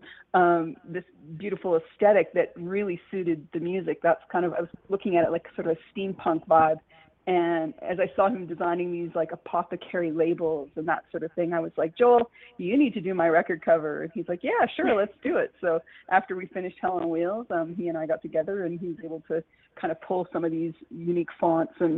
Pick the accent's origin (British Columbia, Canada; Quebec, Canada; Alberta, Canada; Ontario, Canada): Alberta, Canada; Calgary; my hometown of Calgary, Alberta